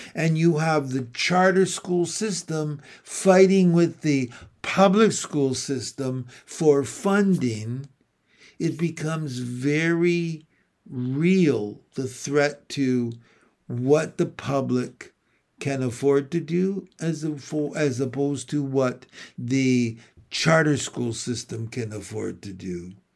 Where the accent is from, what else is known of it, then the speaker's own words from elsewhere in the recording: St. Catharines, Ontario, Canada; here in my hometown of Saint Catharines